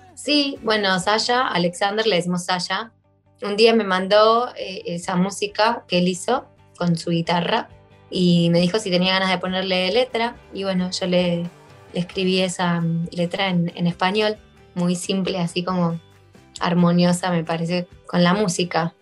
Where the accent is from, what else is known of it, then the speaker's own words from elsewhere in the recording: Buenos Aires, Argentina; also born or lived in Yerevan, Armenia; now in Gyumri, Armenia; soy de Buenos Aires, eh, de Argentina